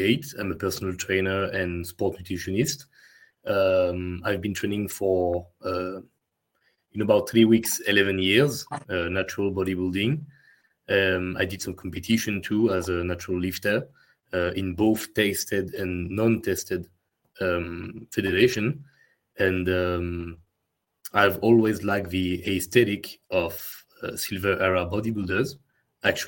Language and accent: English; France; accent: French; English is a second language; my French accent